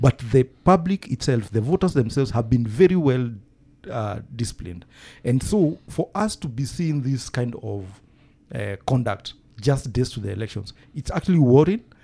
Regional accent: Nyeri, Nyeri County, Kenya; my hometown in Nyeri

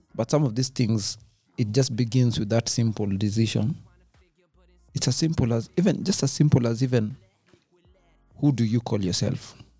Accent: Kenya; I'm a Kenyan. I pay taxes.

